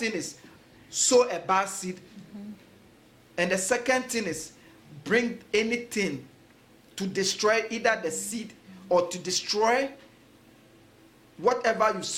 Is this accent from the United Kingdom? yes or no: no; Ghana; When I was growing up in Ghana, one of the beautiful things is every morning you hear early at dawn, you hear birds singing